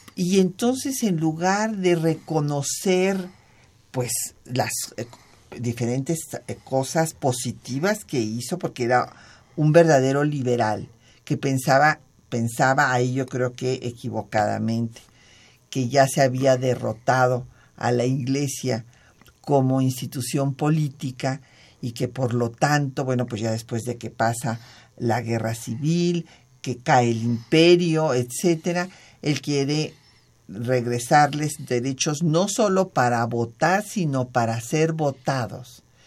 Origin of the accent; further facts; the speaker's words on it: Mexico; somos mexicanos